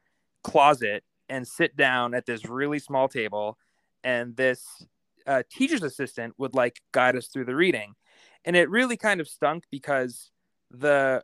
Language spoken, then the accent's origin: English; Boston, Massachusetts, United States; I grew up just outside Boston, Massachusetts, and both my parents are immigrants from Italy. I was born in Boston